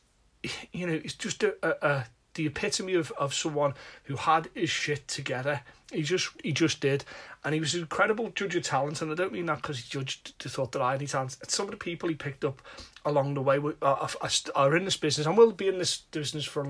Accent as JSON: {"language": "English", "town": "Liverpool", "region": "North West England", "country": "United Kingdom", "said": "I'm from Liverpool"}